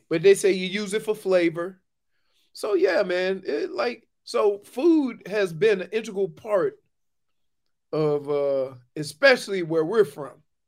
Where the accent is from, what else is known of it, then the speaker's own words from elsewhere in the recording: New Orleans, Louisiana, United States; I'm from New Orleans